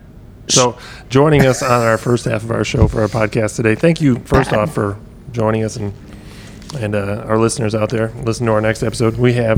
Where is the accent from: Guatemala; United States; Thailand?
United States; Midwest; also born or lived in Wisconsin; now in Clarksville, United States; Growing up in the Midwest.